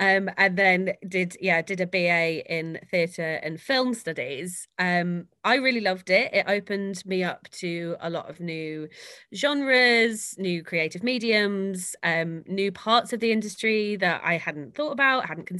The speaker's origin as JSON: {"language": "English", "area": "Norfolk", "region": "East of England", "country": "United Kingdom", "tie": "born or raised there", "said": "I grew up in Norfolk"}